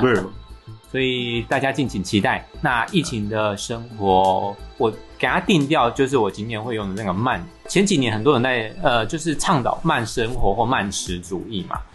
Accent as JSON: {"language": "Chinese", "country": "Taiwan", "said": "刚好在台湾正逢夏季，太阳都还没有把疫情杀死，就差一点快，都快把我们台湾人杀死了呢"}